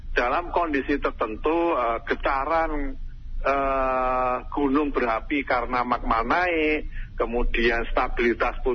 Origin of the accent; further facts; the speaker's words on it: Sleman, Special Region of Yogyakarta, Indonesia; saya merasakan diri, e, merasakan sebagai orang Sleman di Jogja, uh, hanya 20 kilo dari puncak Merapi di Jalan Kaliurang